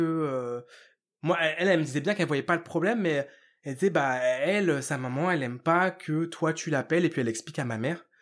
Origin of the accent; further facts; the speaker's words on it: Ivry-sur-Seine, Île-de-France, France; je suis né à Ivry dans, dans, dans 94